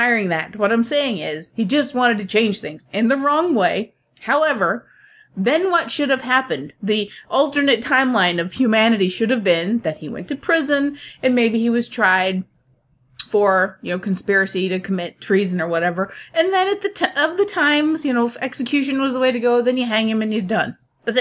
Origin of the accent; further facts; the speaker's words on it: United States; I'm American